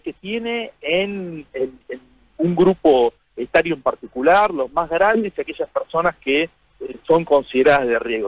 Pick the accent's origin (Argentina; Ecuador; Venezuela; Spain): Argentina; nos tiene que poner orgullosos como argentinos